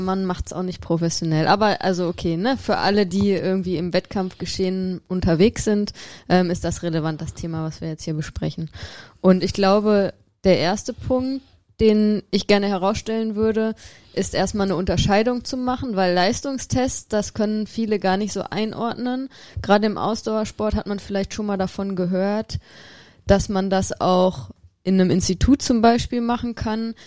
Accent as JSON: {"language": "German", "region": "Rhineland", "country": "Germany", "said": "Ich als Rheinländerin"}